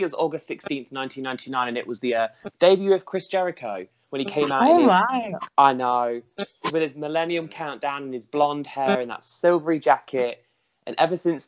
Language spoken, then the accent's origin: English; United Kingdom; I'm from, as you can tell by my accent, from the UK.